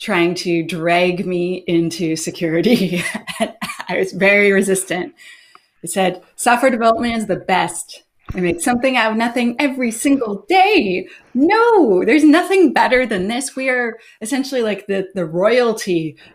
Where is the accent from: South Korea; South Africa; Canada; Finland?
Canada; Ottawa, Ontario; moved away as an adult; also born or lived in Kitchener-Waterloo, Ontario; now in Vancouver Island, Canada; I'm from Kitchener, Waterloo, and then when I was fairly young, I moved up to Ottawa with my mom. And then I lived there around 20 years